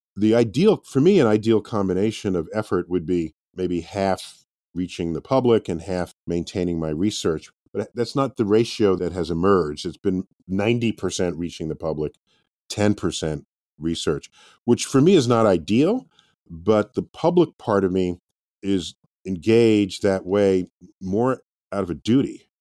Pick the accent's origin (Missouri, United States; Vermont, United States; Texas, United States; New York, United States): New York, United States; New York City; I'm born and raised in New York City, in the Bronx